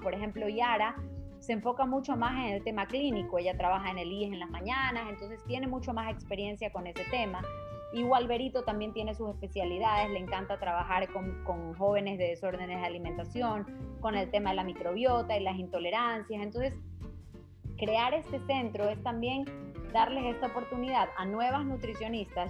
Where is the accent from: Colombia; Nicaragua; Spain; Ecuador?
Ecuador; nosotros mismos como ecuatorianos